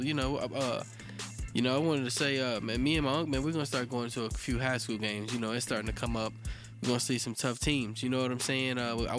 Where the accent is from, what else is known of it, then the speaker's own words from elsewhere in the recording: Kentucky, United States; moved away as an adult; now in California, United States; I'm from Kentucky, man.